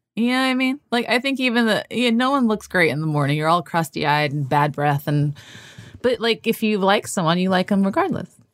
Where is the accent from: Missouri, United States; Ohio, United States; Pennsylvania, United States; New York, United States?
New York, United States; New York City; I grew up in New York City as a Dominican American